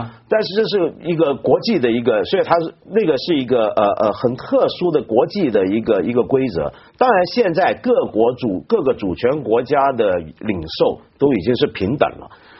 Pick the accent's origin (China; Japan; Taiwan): China; 我们中国人一般都觉得国王跟皇帝好像没什么分别